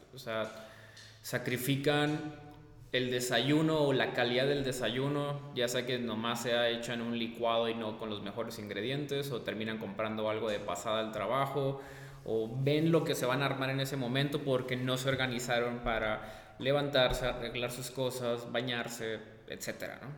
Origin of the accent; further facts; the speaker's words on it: Sonora, Mexico; moved away; yo soy de Sonora